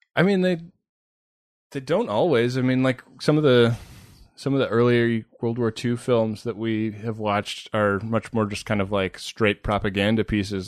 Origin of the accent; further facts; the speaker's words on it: Bay Area, California, United States; moved away as an adult; also born or lived in New York; I grew up in the Bay Area.